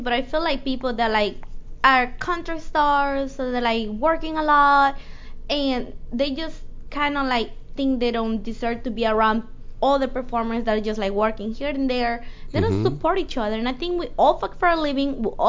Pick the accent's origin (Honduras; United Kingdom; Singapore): Honduras; Tegucigalpa, Francisco Morazán; moved away; I'm from Honduras.